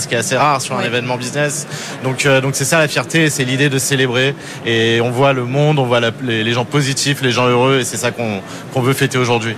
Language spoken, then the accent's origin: French; France; on est des Gaulois, on est des Français